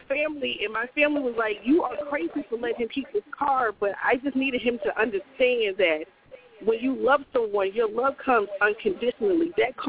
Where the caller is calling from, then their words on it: Nashville, Tennessee, United States; calling from Nashville.